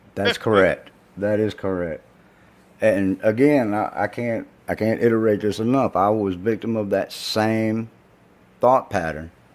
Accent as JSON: {"language": "English", "region": "the South", "country": "United States", "tie": "born or raised there", "said": "being from the South"}